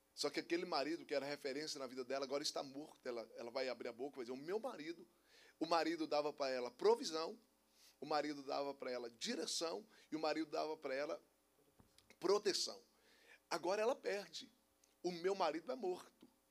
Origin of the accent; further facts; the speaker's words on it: Minas Gerais, Brazil; eu não sou baiano, eu sou mineiro